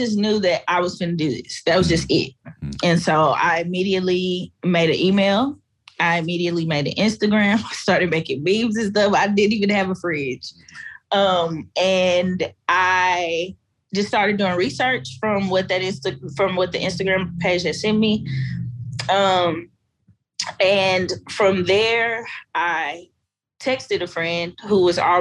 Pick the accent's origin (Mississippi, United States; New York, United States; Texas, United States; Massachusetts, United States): Texas, United States; Fort Worth; I grew up in the projects. I grew up in Stop Six. I grew up in an apartheid community in Fort Worth